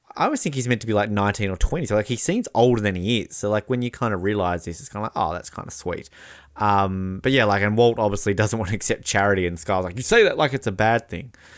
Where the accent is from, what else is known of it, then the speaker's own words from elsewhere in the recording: Australia; also born or lived in New Zealand; as an Australian